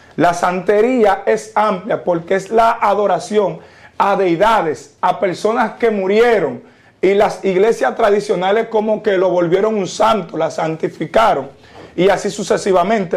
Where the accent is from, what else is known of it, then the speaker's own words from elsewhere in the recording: Dominican Republic; soy nacido y criado en República Dominicana, claro está, con padres y madres haitianos